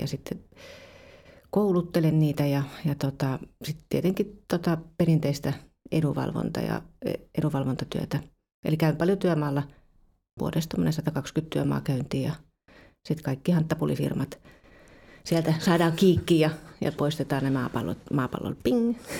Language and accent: Finnish; Kuusankoski, Kymenlaakso, Finland; moved away as an adult; also born or lived in Turku; mä oon siis Kuusakoskelta kotoisin ja mä lähdin sitten kaksikymppisenä tuonne Turkuun pelaamaan jalkapalloa